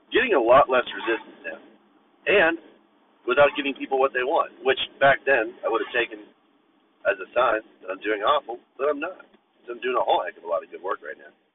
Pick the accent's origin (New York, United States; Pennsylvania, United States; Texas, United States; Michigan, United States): Pennsylvania, United States; Bethel Park; my hometown was Bethel Park